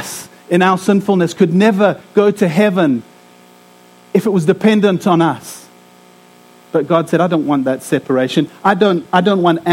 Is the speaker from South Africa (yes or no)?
yes; South Africa; moved away; I'm from South Africa